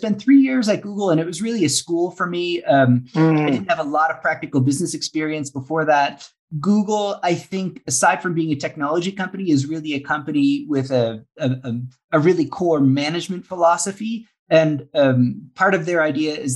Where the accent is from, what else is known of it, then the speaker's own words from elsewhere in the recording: Saint John, New Brunswick, Canada; moved away as an adult; also born or lived in Oxford, United Kingdom / Ecuador; I grew up in St. John